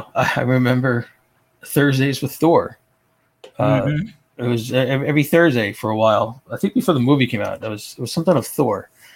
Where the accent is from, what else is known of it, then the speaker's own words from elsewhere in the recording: New Jersey, United States; I'm from Jersey